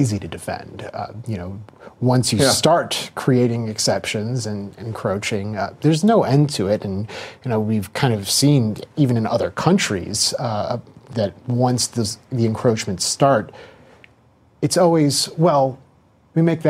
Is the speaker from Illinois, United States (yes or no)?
yes; Skokie, Illinois, United States; I grew up in Skokie, Illinois